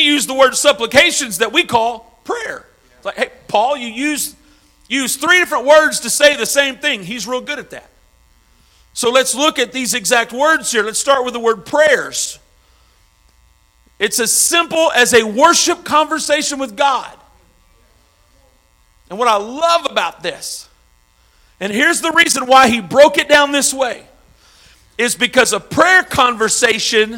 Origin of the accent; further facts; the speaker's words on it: Arkansas, United States; now in St. Louis, United States; I'm from Arkansas